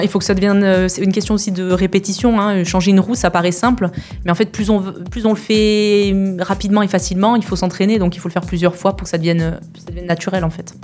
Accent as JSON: {"language": "French", "town": "Perpignan", "region": "Occitania", "country": "France", "tie": "born or raised there", "also_born_or_lived": "Canohès", "moved": "yes", "said": "je suis originaire, originaire de Perpignan"}